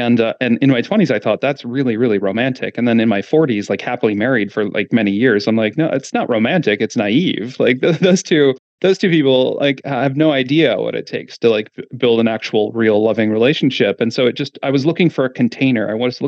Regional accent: Midwest, United States; And I grew up in the Midwest, all, you know, we moved around a lot, but mostly, you know, lived in the suburban and rural kind of parts of the Midwest.

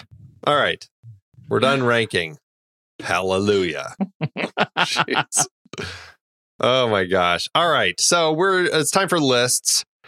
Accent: Colorado, United States; I'm from Colorado

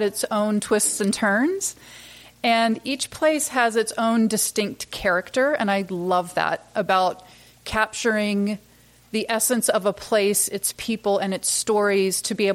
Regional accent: Rockingham County, North Carolina, United States; moved away as an adult; also born or lived in Durham, North Carolina / Tampa Bay, Florida / Washington, D.C. / Manhattan, New York; I grew up here in North Carolina in Rockingham County on a tobacco farm, down a dirt road, and went to Chapel Hill

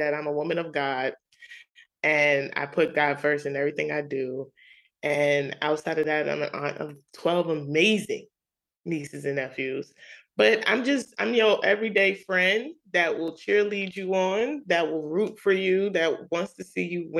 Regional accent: New York City, New York, United States; as a young kid, growing up in Queens, New York

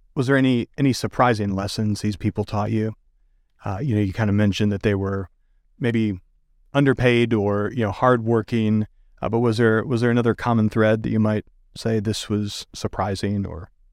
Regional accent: Michigan, United States; moved away; I grew up in Michigan

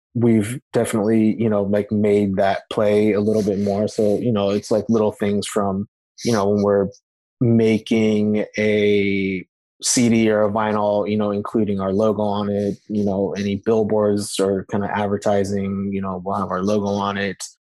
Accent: Napa, California, United States; I grew up originally in Napa, California

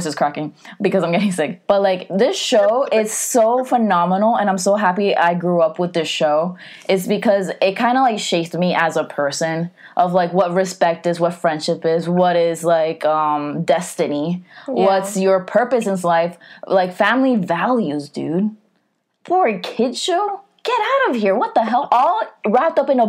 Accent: United States; also born or lived in Nicaragua (parents); I'm Latina, but I'm American. But like when I go back to my parents' country, I'm not, you know, Nicaraguense enough.

